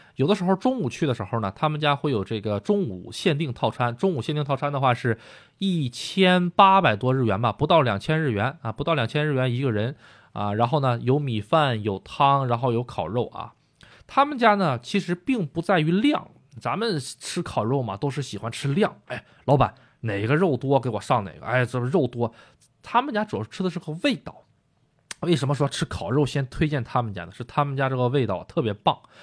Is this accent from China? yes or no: yes; China; now in Japan; 我也是中国人